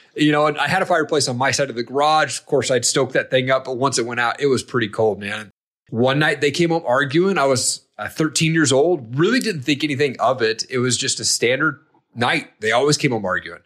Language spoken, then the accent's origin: English; Eastern Washington, United States; I grew up in Eastern Washington.